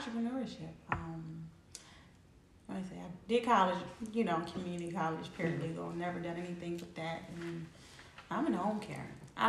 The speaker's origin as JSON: {"language": "English", "area": "Delaware County", "region": "Pennsylvania", "country": "United States", "tie": "born or raised there", "said": "I was in Delaware County. My mom's from Southwest, but we were moved out like at a really young age. So I was raised in Delaware County."}